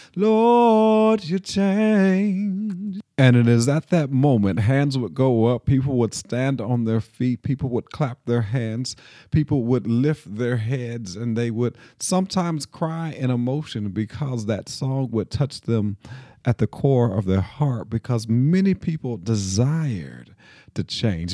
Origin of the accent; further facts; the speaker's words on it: Nashville, Tennessee, United States; I grew up here in Nashville in a United Methodist church